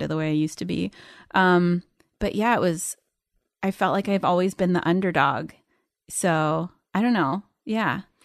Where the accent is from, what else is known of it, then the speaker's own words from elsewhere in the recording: Los Angeles, California, United States; also born or lived in New York; Here in L A. I grew up in the Valley.